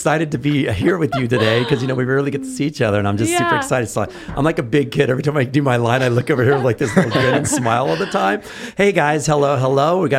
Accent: San Antonio, Texas, United States; I grew up

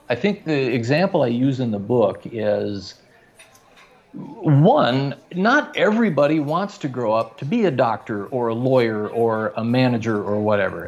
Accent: Fargo, North Dakota, United States; also born or lived in Minneapolis, Minnesota; now in Los Angeles, United States; growing up in Fargo, North Dakota in the 70s

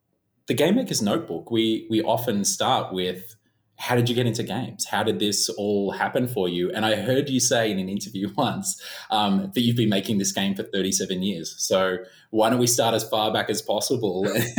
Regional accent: Melbourne, Victoria, Australia; Johnny hails from my hometown, Melbourne.

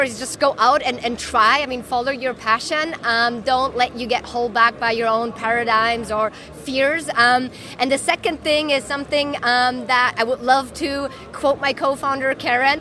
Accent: Germany; moved away as an adult; also born or lived in France / Japan; now in Hong Kong; I'm originally from Germany.

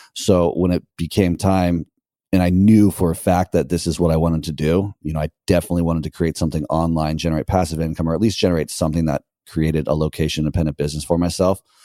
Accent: United States; moved away as an adult; now in Nicaragua; America, like it's my home country

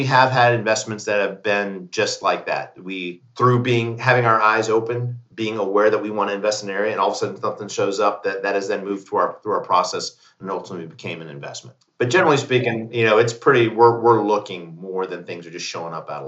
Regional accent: Fort Benning, Georgia, United States; born there; My father was an infantry officer. I was born in Fort Benning, Georgia.

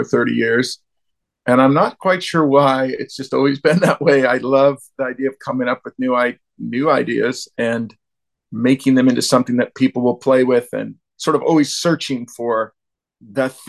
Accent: Bay Area near San Francisco, California, United States; I'm from the Bay Area near San Francisco

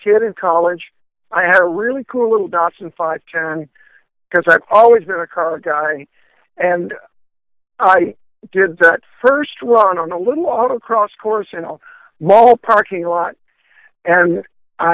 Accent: Florida, United States; I was from Florida

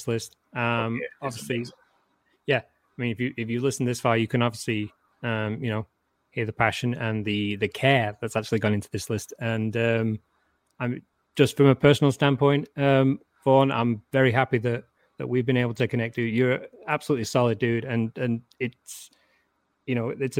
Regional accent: England, United Kingdom; also born or lived in Warrington; I'm English and I'm reserved

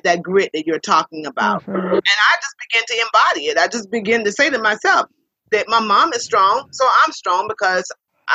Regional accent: Columbia, South Carolina, United States; I was born in Columbia, South Carolina, where I currently reside

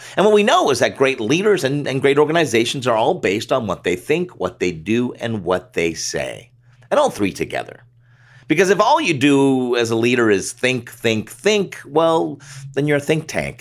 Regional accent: Canada; As a Canadian ad guy, mostly doing stuff north of the border

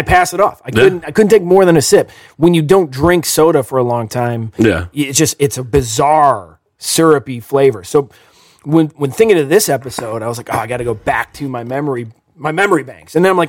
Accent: Ohio, United States; even though I grew up in Ohio, I make a conscious decision to say soda.

